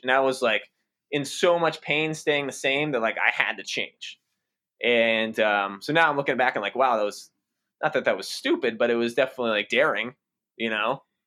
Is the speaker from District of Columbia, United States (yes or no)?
no; outside the Boston area, Massachusetts, United States; So, I grew up in Massachusetts, uh, outside the Boston area